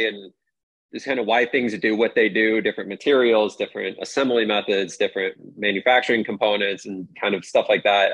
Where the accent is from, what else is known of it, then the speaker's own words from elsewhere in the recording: Des Moines, Iowa, United States; now in Maui, United States; I was born in Des Moines, Iowa